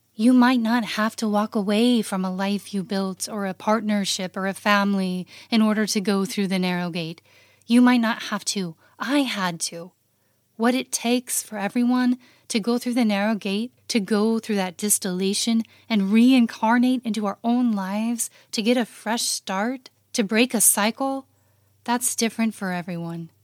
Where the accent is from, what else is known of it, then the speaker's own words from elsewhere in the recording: the West, Utah, United States; moved away as an adult; I was a true West born and bred in the West girl. I grew up on a ranch in the mountains.